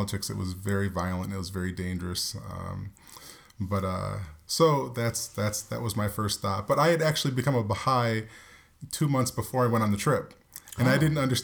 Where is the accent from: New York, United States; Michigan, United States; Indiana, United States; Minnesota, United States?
New York, United States; we grew up in New York